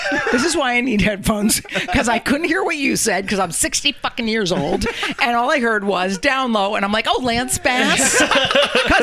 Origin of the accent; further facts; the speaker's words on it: Connecticut, United States; it's our home state, Connecticut